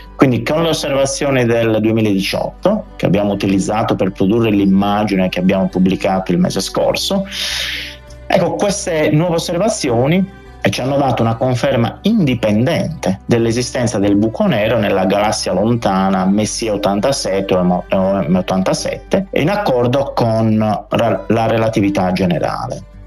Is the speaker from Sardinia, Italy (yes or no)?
yes; Orune, Sardinia, Italy; io sono cresciuto ad Orune, quindi in pienissima Barbagia